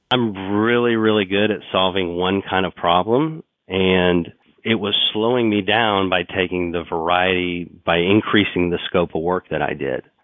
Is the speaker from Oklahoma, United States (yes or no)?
yes; Oklahoma City, Oklahoma, United States; I grew up in Oklahoma City